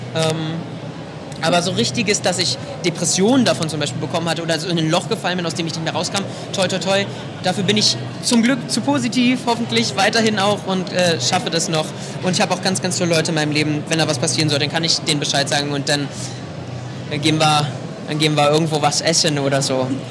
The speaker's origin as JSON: {"language": "German", "town": "Potsdam", "region": "Brandenburg", "country": "Germany", "said": "ich ich komme aus Potsdam"}